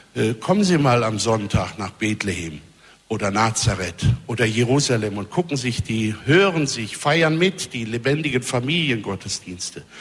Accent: Germany; Wir haben ja als Deutsche

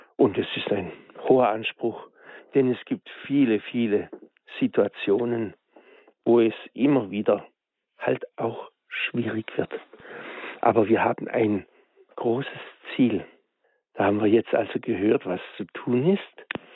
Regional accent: Germany; bei uns in Deutschland

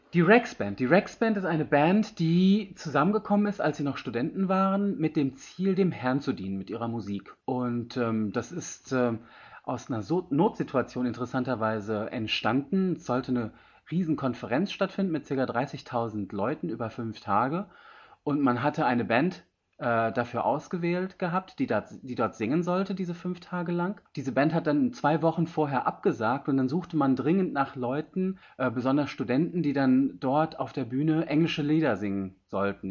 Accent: Germany; moved away; also born or lived in India; bin hier zwar geboren, aufgewachsen, war aber 20 Jahre lang in Indien und bin jetzt wieder seit zwei Jahren

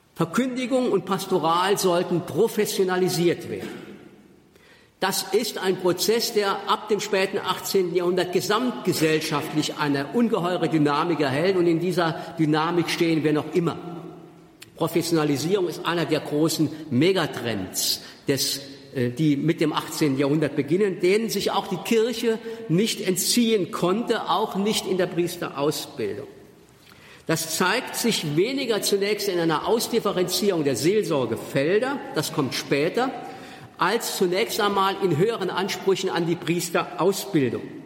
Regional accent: Germany; accent: Moselle Franconian; first language Moselle Franconian; in meinem moselfränkischen Dialekt den ich als Muttermilch sozusagen genossen habe

